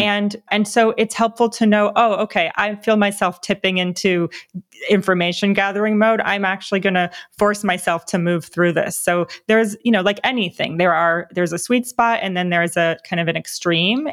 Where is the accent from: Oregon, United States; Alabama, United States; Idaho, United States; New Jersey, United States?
New Jersey, United States; moved away; I grew up on the East Coast as well in New Jersey